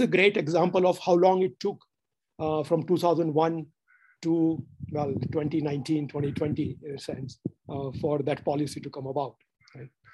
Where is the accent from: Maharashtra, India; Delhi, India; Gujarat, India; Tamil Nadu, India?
Gujarat, India; moved away as an adult; also born or lived in United States; I'm from Gujarat